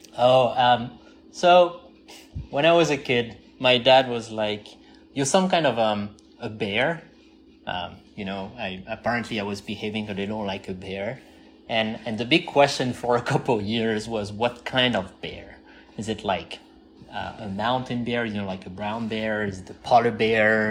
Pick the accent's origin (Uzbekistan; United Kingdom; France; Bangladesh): France; southern France; moved away as an adult; also born or lived in California; I'm from the southeast